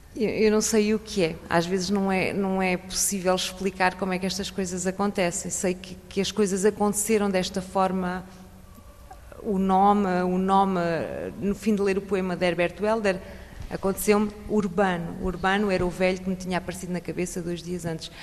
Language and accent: Portuguese; a village near Leiria, Centro, Portugal; moved away as an adult; now in France; Nós portugueses. Nasci numa aldeia